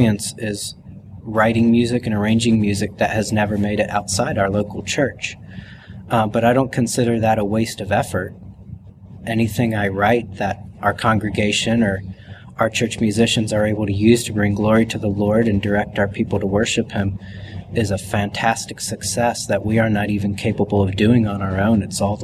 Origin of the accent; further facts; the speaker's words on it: Cincinnati, Ohio, United States; I was raised in Cincinnati, Ohio, so I'm a Midwesterner.